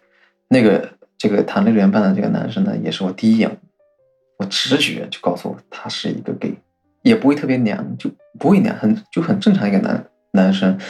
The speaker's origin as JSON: {"language": "Chinese", "region": "Fujian", "country": "China", "moved": "yes", "said": "我们福建这边的的这个这个风俗嘛，都是这样"}